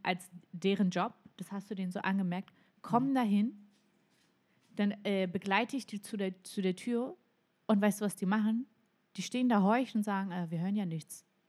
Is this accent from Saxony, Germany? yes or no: no; Mecklenburg-Vorpommern, Germany; ich bin in, in MacPom groß geworden